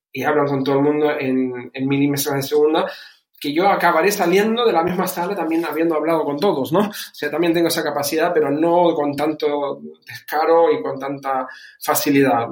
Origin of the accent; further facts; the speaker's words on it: Canary Islands, Spain; moved away as an adult; also born or lived in Germany; now in Bucharest, Romania; he criado, como dijiste, dijiste, desde los 11 en, España, concretamente en Canarias. De ahí mi, acento